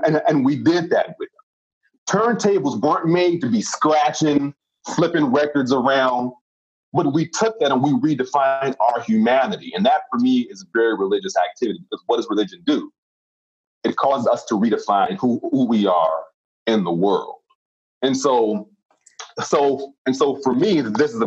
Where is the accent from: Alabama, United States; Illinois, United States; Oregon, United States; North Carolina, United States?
Illinois, United States; Chicago; I grew up in the South Side of Chicago